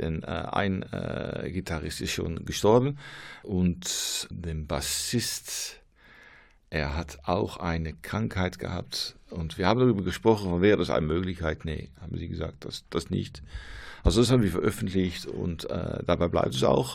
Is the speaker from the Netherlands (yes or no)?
yes; near Rotterdam, South Holland, Netherlands; German is a second language; moved away as an adult; now in Losser, Netherlands; ursprünglich komme ich aus der Nähe von Rotterdam, aber wir sind umgesogen für zehn Jahre.